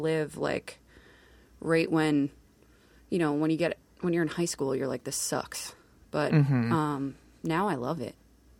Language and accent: English; the Poconos, Pennsylvania, United States; moved away as an adult; now in Philadelphia, United States; I grew up in the Poconos.